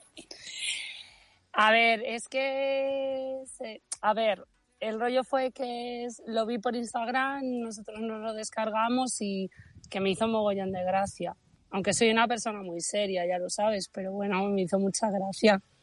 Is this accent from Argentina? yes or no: no; Bembibre, Castile and León, Spain; soy de Benvibre